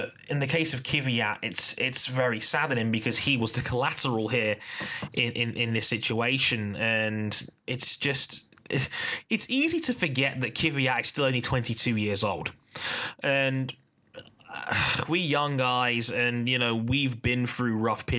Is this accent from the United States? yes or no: no; London, United Kingdom; I was born in London, England, and have lived in West London my entire life